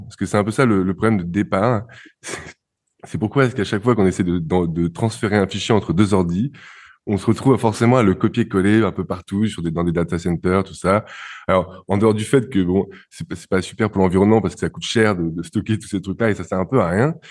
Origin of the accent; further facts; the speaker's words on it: France; je suis français